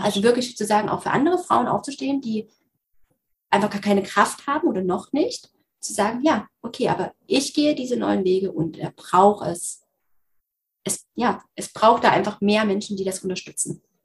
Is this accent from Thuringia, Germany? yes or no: yes; Thuringia, Germany; bei uns in Thüringen